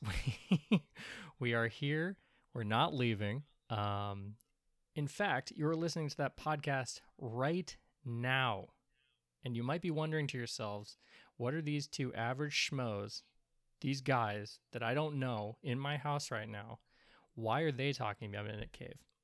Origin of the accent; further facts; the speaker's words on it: Portland, Oregon, United States; I am a not a Portland, Oregon native, but I've been here forever. Um, I, I grew up in and around Portland, Oregon